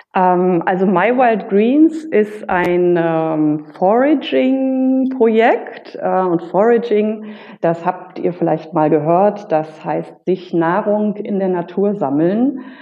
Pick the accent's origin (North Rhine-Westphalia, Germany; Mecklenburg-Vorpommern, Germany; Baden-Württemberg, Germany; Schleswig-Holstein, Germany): North Rhine-Westphalia, Germany; also born or lived in Berlin; now in Mallorca, Spain; als Kind schon ähm, damals in, in, in meiner Heimat, das ist Westfalen